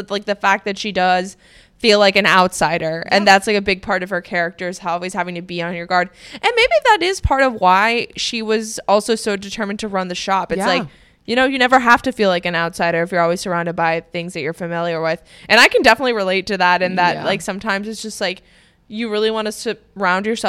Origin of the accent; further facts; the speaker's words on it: Miami, Florida, United States; moved away as an adult; also born or lived in Boston; now in Los Angeles, United States; growing up in Miami